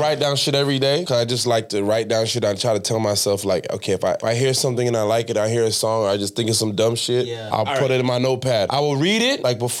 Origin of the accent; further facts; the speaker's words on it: Miami, Florida, United States; also born or lived in Miramar, Florida / Pembroke Pines, Florida; now in Broward County, United States; Like, Southwest Miami. Not even on no hype. Miramar, no. Cal City, no. I'm from Southwest. Deep, Richmond Heights.